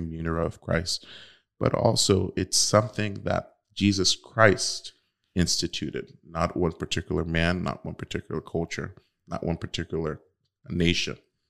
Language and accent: English; United States; born and raised in the United States to have become a priest